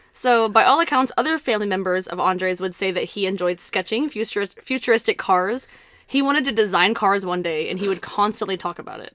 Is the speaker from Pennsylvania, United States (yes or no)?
no; South Texas, United States; we're from South Texas